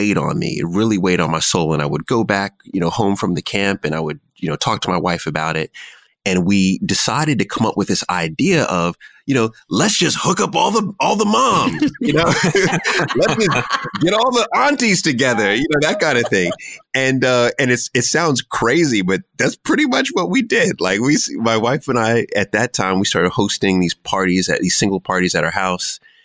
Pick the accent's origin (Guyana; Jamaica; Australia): Jamaica; also born or lived in Washington, D.C.; I am Jamaican